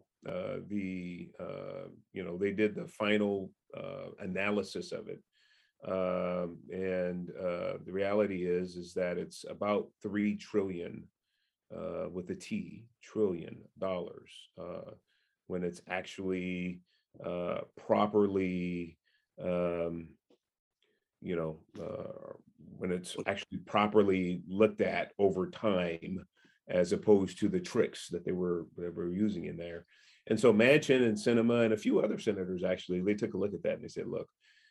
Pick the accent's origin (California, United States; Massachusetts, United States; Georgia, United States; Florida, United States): California, United States; San Francisco; I was born in Hunters Point, housing projects in San Francisco in the 1960s